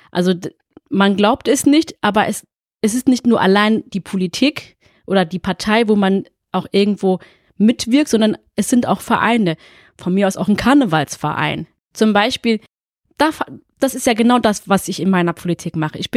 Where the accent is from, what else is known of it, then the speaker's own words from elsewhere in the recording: Fellbach, Baden-Württemberg, Germany; also born or lived in Essen; ich bin 33 Jahre alt, geboren in Essen, wohne und lebe schon immer in Fellbad.